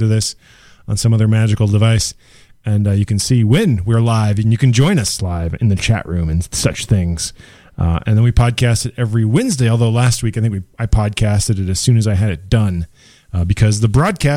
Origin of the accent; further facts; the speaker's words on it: Minneapolis, Minnesota, United States; I'm from Minneapolis